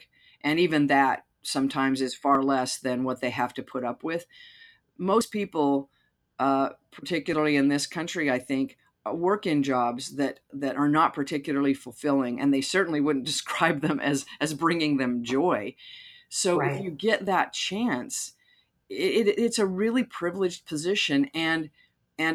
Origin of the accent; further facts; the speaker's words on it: Utah, United States; I grew up Mormon in Utah.